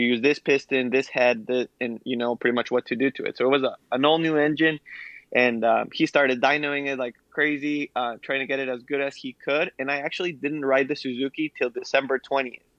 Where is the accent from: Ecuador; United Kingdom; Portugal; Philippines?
Ecuador; now in United States; I was a kid growing up in Ecuador